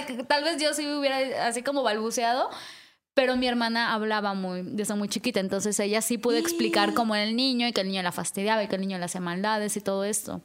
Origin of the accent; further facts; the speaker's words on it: Yucatán Peninsula, Mexico; moved away; also born or lived in northern Veracruz; al menos de donde yo soy, que es la península de Yucatán, eso sí es muy común. O sea, como que desde niños nos platican historias de, los duendes.